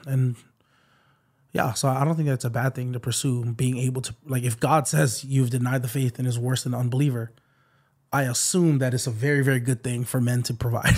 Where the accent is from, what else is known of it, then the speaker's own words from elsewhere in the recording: Waipahu, Hawaii, United States; it's in the middle of White Paul. That's my hometown.